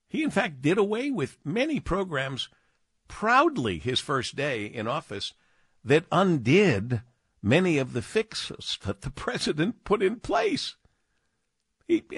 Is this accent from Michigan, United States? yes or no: yes; Monroe, Michigan, United States; new business, first of its kind, in my hometown.